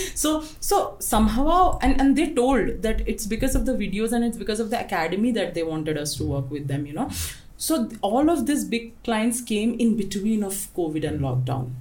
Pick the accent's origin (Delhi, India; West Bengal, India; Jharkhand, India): Jharkhand, India; Jamshedpur; moved away as an adult; also born or lived in Odisha / Gujarat; now in Nepal; I'm a born and brought up in Jamshedpur